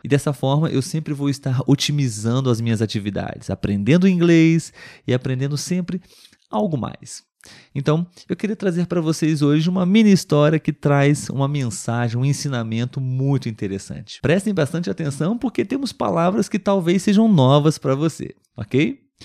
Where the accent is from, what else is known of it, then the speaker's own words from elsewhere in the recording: Brazil; Eu sou brasileiro